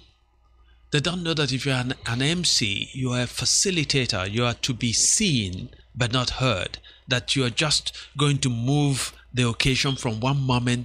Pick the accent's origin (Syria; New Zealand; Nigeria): Nigeria; Anambra; moved away as an adult; my home state, of Anambra State